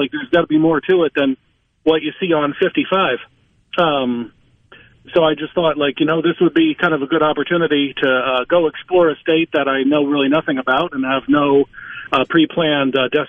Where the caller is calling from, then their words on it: Nashville, Tennessee, United States; Nashville, Tennessee.